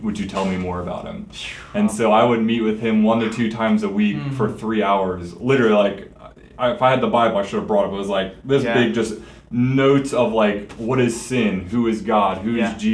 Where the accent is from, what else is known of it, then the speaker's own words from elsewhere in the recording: Quakertown, Pennsylvania, United States; moved away as an adult; also born or lived in Millersville, Pennsylvania; So I grew up in Quakertown, which is down towards like Allentown, Philly area.